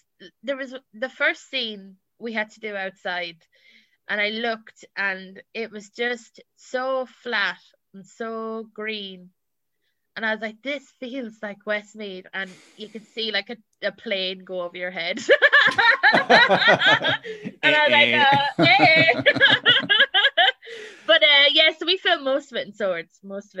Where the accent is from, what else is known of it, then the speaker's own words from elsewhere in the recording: England, United Kingdom; accent: English; Because I'm originally English, like, my accent is English before, and got changed that pretty quick.